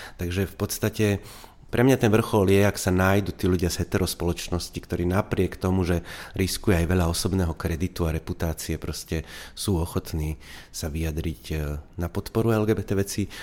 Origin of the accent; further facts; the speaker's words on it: Košice, Košice Region, Slovakia; ten Košický, je to moje rodné mesto